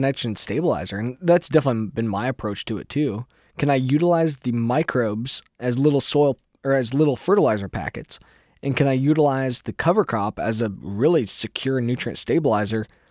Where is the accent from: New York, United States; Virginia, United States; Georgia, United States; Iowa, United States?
Iowa, United States; I'm a farmer from Iowa.